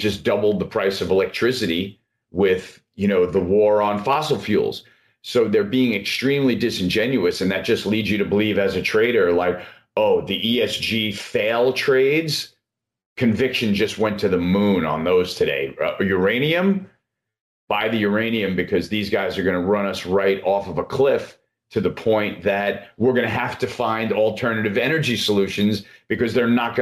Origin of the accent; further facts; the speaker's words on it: United States; as an American